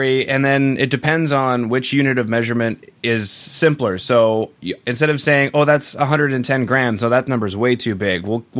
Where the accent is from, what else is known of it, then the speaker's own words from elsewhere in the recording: Canada; The great thing about being Canadian is, for example, our house is in metric.